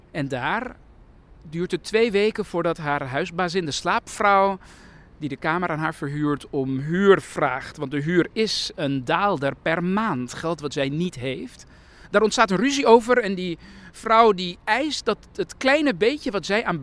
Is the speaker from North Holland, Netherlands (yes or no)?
yes; Amsterdam, North Holland, Netherlands; Ik ben een migrantenkind, opgegroeid in Amsterdam-West. Een basisschool waar eh, er geen Nederlands werd gesproken.